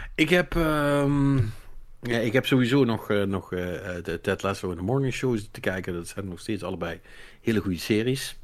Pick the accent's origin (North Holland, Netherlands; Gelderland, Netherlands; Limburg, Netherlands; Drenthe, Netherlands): Limburg, Netherlands; als Limburgers